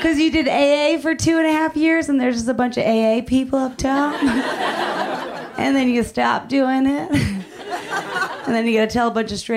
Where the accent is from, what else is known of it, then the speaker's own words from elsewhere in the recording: Philadelphia, Pennsylvania, United States; moved away as an adult; also born or lived in New York; now in Los Angeles, United States; I am the youngest of six, and I grew up in Philadelphia